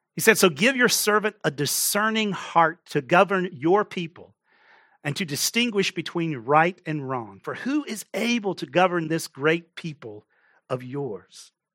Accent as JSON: {"language": "English", "region": "Texas", "country": "United States", "tie": "born or raised there", "moved": "yes", "said": "I grew up in Texas"}